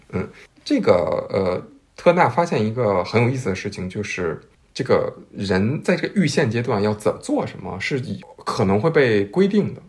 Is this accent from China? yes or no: yes; China; 我们中国人